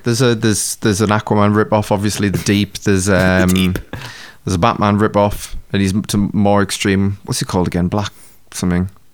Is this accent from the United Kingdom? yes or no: yes; United Kingdom; we're British